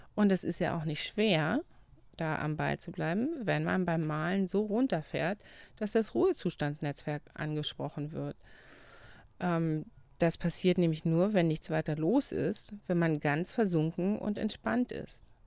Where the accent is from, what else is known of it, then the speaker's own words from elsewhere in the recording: Brandenburg, Germany; now in Lüneburg, Germany; wo ich herkomme im Brandenburgischen